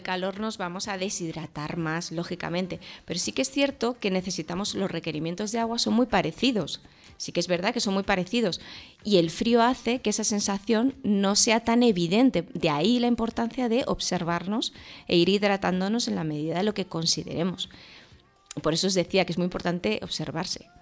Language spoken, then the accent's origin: Spanish; Tarragona, Catalonia, Spain; yo que soy de Tarragona.